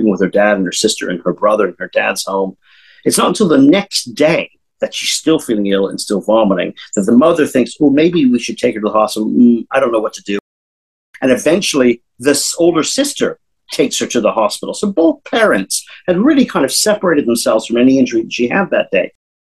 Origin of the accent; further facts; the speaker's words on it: San Diego, California, United States; I'm from San Diego